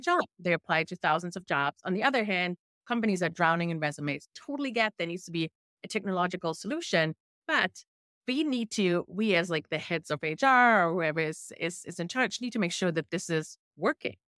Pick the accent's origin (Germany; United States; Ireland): Germany; accent: thick German; first language German; English is a second language; my thick German accent sometimes when I speak English.